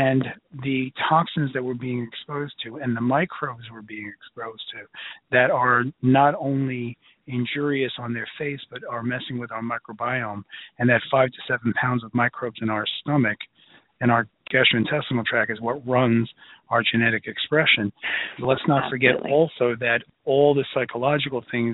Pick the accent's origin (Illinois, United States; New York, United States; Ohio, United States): New York, United States; New York City; I'm from Brooklyn